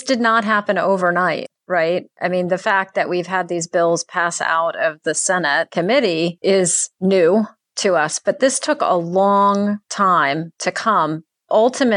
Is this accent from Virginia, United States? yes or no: yes; Virginia, United States; I grew up in the Commonwealth of Virginia